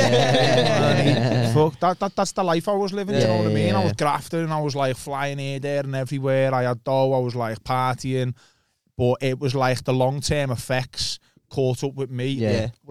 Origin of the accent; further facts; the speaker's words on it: Liverpool, North West England, United Kingdom; where are you from? I went, Liverpool.